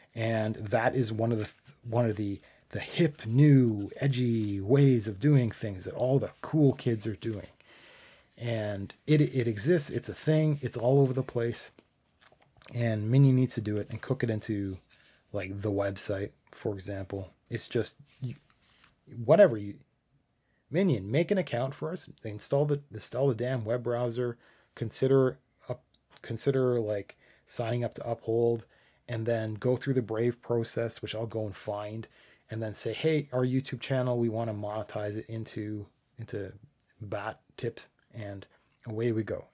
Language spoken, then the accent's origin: English; Canada; I'm Canadian